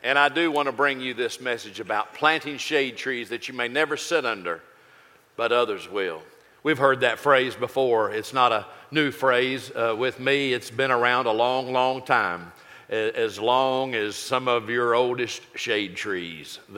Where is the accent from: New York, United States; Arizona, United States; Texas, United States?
Texas, United States; Austin; I was raised a Yankee in Austin, Texas